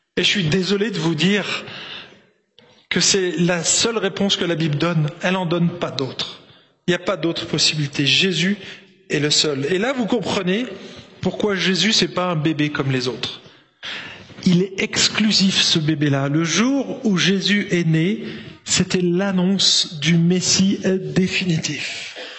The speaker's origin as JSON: {"language": "French", "country": "France", "also_born_or_lived": "Marseille", "said": "en tant que français"}